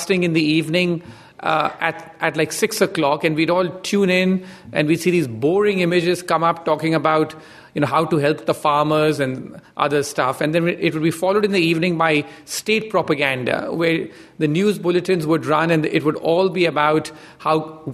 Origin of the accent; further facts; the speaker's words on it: India; I grew up in India